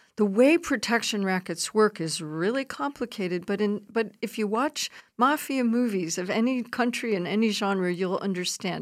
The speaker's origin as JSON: {"language": "English", "town": "Chicago", "region": "Illinois", "country": "United States", "tie": "born or raised there", "said": "I'm a sociologist from, I'm, I was born in Chicago"}